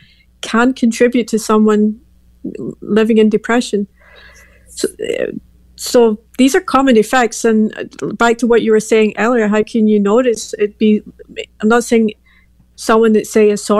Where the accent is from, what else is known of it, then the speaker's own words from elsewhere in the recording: Glasgow, Scotland, United Kingdom; moved away as an adult; now in Belgium; I'm from Glasgow, Scotland.